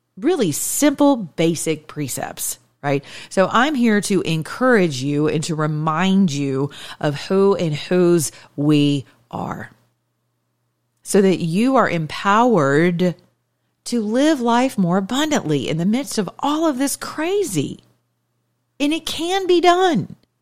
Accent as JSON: {"language": "English", "region": "the South", "country": "United States", "lives_now": "Atlanta, United States", "said": "I'm from the South"}